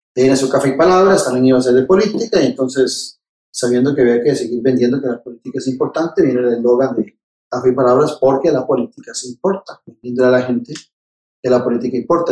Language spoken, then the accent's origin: Spanish; Tibás, San José, Costa Rica; estudié en Miguel Obregón, de Tibás, de ahí pasé al Mauro Fernández de Tibás, y no salí de, estudiar de Tibás hasta que fui a la universidad